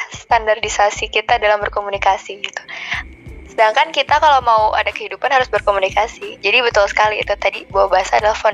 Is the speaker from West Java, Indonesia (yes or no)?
yes; Bandung, West Java, Indonesia; sebagai Duta Bahasa Jawa Barat 2020. Aku berasal dari kota Bandung dan sekarang berkuliah di Institut Teknologi Bandung di semester 7.